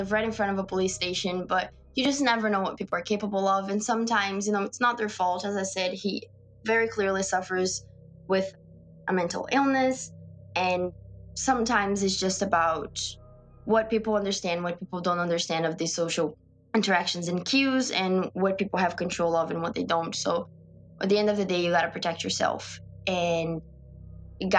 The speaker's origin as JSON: {"language": "English", "country": "Brazil", "moved": "yes", "said": "I'm from Brazil and I'm in this country alone"}